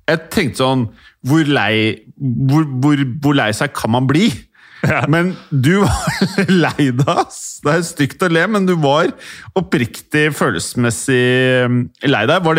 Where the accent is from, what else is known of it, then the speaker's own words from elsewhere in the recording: Norway; Man var stolt som nordmann av å ha Rosenborg